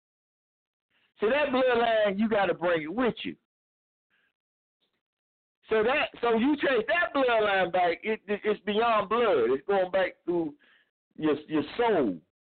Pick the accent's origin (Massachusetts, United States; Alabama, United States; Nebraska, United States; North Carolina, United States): North Carolina, United States; Clinton; moved away; we were both born in the same county